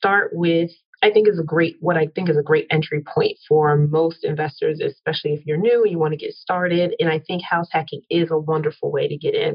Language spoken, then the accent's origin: English; New Jersey, United States; moved away as an adult; also born or lived in Philadelphia, Pennsylvania / upstate New York / New York City; born in Philly, raised in South Jersey, moved to New York City after I went to college upstate New York